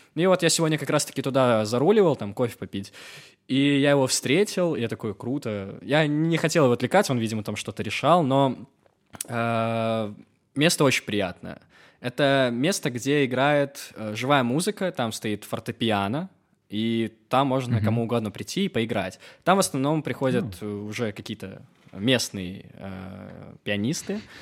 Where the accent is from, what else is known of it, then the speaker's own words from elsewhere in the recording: Belarus; now in Georgia; я вообще э, из Беларуси, ну, на русском говорю